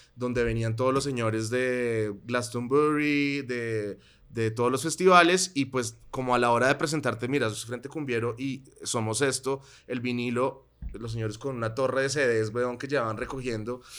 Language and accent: Spanish; Colombia; moved away as an adult; also born or lived in Bogotá / Netherlands; mi experiencia como colombiano expatriado estudiando en Holanda.